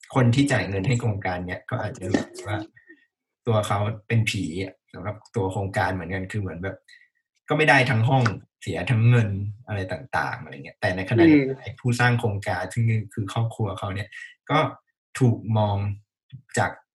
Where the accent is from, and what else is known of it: Thailand